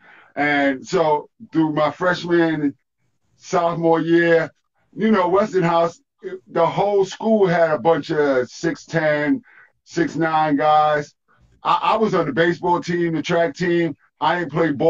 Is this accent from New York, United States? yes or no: yes; New York City, New York, United States; I'm from East New York, Pink Houses, Building 17